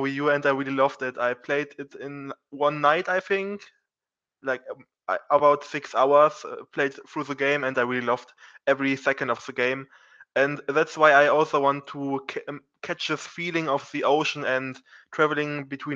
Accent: Germany; I'm from Germany

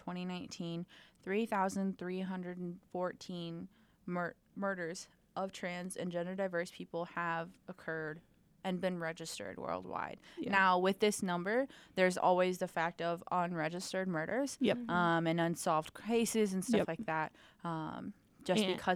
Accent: Rockford, Illinois, United States; my hometown of Rockford

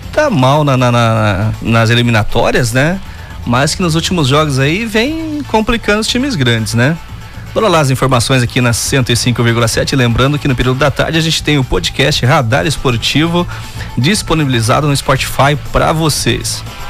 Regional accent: Brazil; eu sou brasileiro mesmo

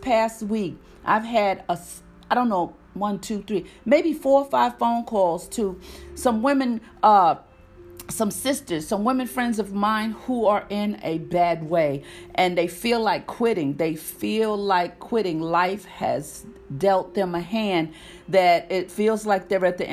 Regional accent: New York City, New York, United States; moved away as an adult; now in North Carolina, United States; born and raised in Harlem, New York

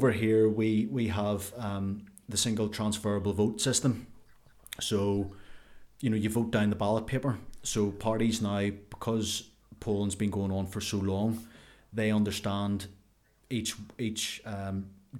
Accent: Ulster, Northern Ireland, United Kingdom; I am from Ulster.

